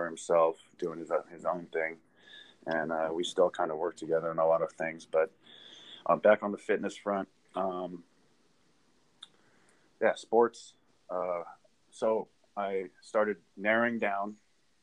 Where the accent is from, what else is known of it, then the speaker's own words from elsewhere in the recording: Southern California, United States; now in Texas, United States; I grew up in California, Southern California